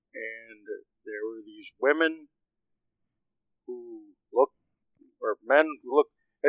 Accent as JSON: {"language": "English", "town": "Wheaton", "region": "Illinois", "country": "United States", "said": "Well, I mean, I'm from Wheaton, Illinois."}